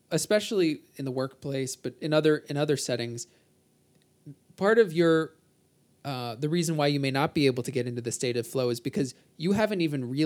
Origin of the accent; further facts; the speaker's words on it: New Jersey, United States; Can't you tell I'm from New Jersey?